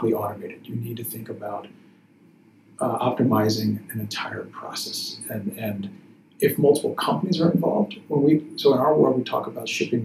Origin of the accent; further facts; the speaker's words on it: Chicago, Illinois, United States; Chicago, which is my hometown